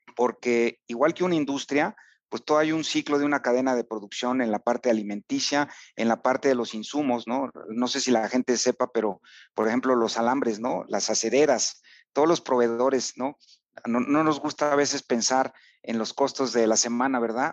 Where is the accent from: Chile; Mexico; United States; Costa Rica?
Mexico; Tlaxcala